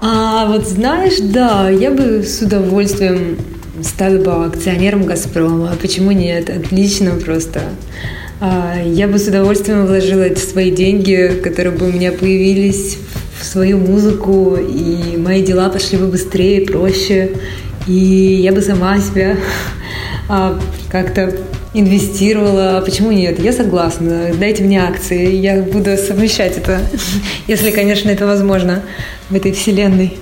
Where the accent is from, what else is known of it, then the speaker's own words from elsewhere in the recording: Siberia, Russia; now in India; Я из Сибири